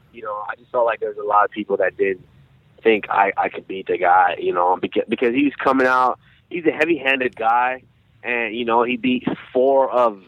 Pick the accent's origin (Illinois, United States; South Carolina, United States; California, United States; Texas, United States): Texas, United States; Arlington; also born or lived in Nigeria; I was about 7 years old when we immigrated here, and I was raised in Arlington, Texas